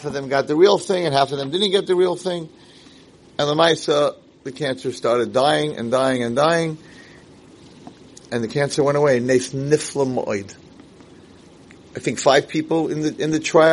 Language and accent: English; Muncie, Indiana, United States; moved away; I grew up in Muncie